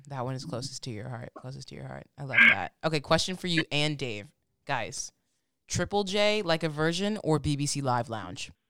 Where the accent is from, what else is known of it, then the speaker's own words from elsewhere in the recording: Michigan, United States; I'm originally from Michigan